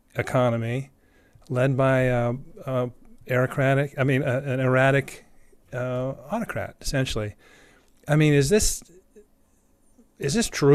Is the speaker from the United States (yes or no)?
yes; United States; as an American